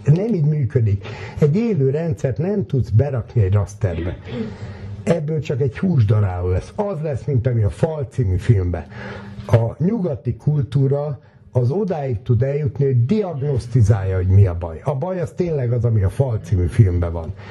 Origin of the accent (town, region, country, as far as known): Hungary